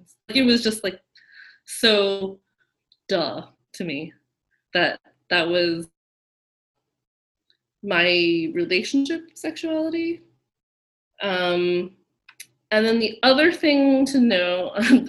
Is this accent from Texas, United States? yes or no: no; Orange County, California, United States; I was raised in Orange County, California